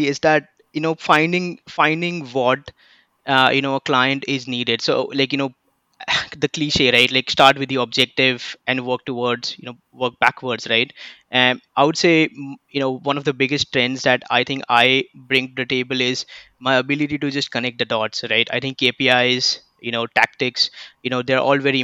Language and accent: English; Mumbai, Maharashtra, India; moved away; I come from Mumbai, India.